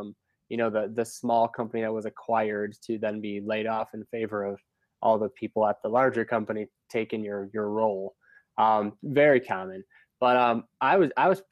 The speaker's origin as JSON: {"language": "English", "town": "Cleveland", "region": "Ohio", "country": "United States", "tie": "born or raised there", "also_born_or_lived": "California / Chicago", "moved": "yes", "lives_now": "Denver, United States", "said": "I grew up in Cleveland"}